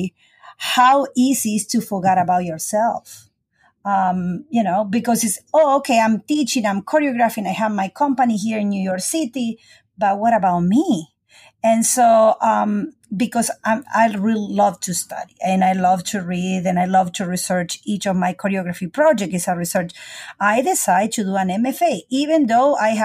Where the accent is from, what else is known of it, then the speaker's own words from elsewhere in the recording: Argentina; moved away as an adult; now in United States; I'm South American